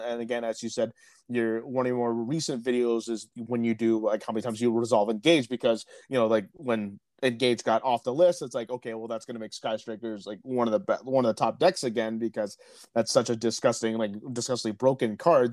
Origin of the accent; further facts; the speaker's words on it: Peterborough, Ontario, Canada; my hometown of Peterborough